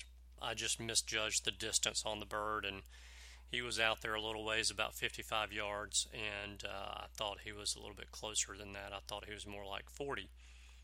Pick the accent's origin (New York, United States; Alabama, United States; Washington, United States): Alabama, United States; in my home state of Alabama